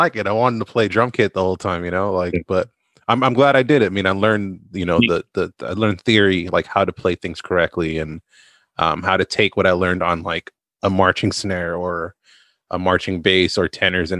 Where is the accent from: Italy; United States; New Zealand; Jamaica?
United States; West Covina, California; moved away as an adult; also born or lived in La Puente; now in Thailand; I'm originally from West Covina, La Puente, living right on the border between the two. Going back and forth every couple of years.